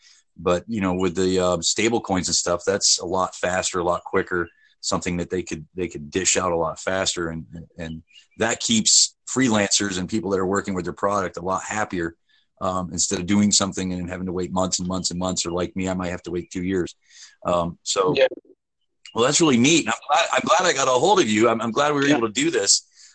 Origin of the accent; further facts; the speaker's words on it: United States; where the Americans are, because I'm an American, we're being basically told no on a lot of things right now.